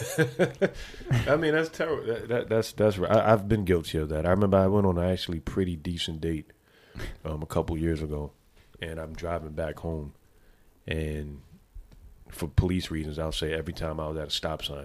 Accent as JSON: {"language": "English", "town": "New York City", "region": "New York", "country": "United States", "said": "I'm from the Bronx"}